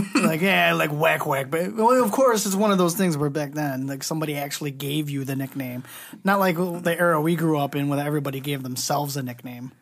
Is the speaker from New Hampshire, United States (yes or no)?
no; Southgate, Michigan, United States; I, I grew up in Southgate